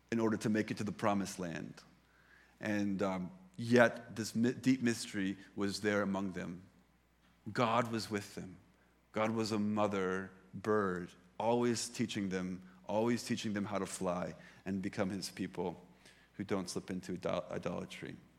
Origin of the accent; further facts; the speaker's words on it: United States; moved away; I come from the United States